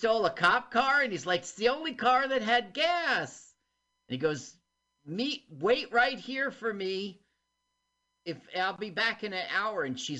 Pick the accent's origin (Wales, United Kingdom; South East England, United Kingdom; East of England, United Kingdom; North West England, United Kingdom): South East England, United Kingdom; Uckfield; look, it's Beachy Head. I grew up in this neighborhood. And Uckfield.